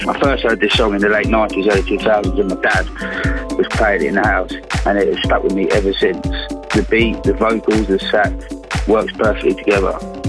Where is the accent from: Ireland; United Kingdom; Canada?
United Kingdom; Bedfordshire, East of England; I'm from Bedfordshire.